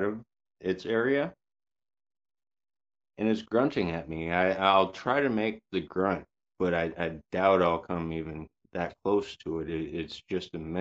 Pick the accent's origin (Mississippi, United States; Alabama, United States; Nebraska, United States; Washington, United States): Washington, United States; Yakima area; also born or lived in Vancouver, Washington; I was born in Yakima in the 80s. I was taken out of Yakima to a smaller farm town, basically to get raised to where I wouldn't get in gangs or anything like